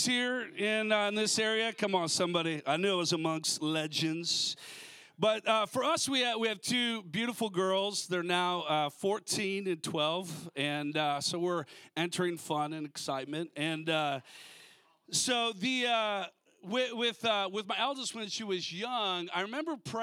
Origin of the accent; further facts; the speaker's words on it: Minnesota, United States; now in California, United States; I grew up in Minnesota originally, you know, so I understand the cold